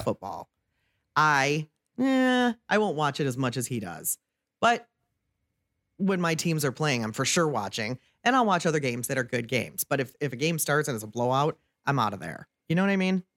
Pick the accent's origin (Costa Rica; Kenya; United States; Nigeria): United States; Waterford, Michigan; I grew up over in Waterford on the east side of the state